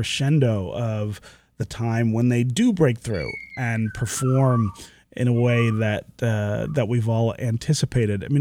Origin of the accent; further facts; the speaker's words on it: Detroit, Michigan, United States; moved away as an adult; also born or lived in Baltimore; I grew up in Detroit in the 70s and 80s